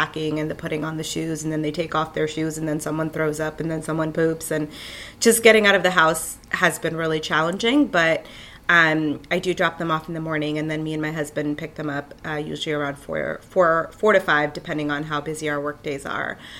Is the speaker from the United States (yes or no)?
yes; New York City, New York, United States; I'm from Killer, Queens. I was born and raised here